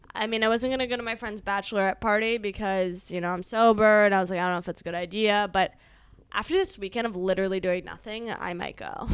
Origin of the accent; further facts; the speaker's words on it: Northern Virginia, United States; growing up in Northern Virginia